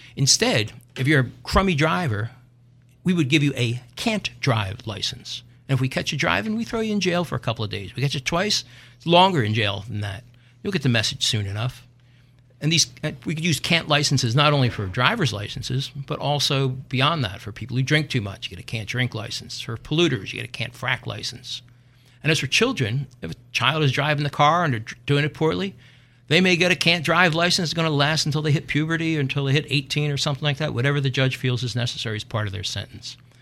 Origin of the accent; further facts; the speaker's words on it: Philadelphia, Pennsylvania, United States; accent: Philadelphia; I'm from North Philly.